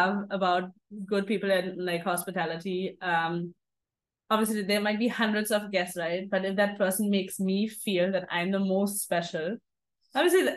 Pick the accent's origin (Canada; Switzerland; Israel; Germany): Germany; an international event in Germany, in my hometown